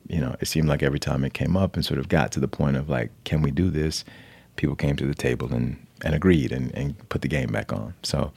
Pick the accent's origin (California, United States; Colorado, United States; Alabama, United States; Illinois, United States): Alabama, United States; born and raised in Alabama